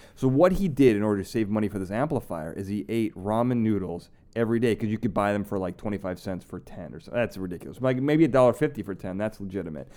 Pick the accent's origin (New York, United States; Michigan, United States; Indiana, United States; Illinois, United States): Illinois, United States; Chicago; moved away; I'm from Chicago